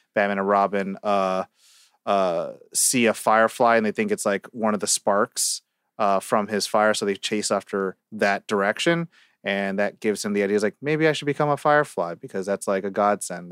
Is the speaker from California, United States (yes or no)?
yes; California, United States; I'm from California as well